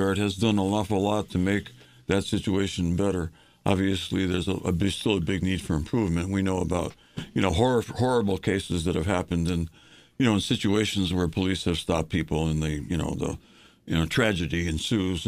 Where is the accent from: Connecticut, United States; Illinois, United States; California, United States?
Connecticut, United States; New Britain; I grew up in New Britain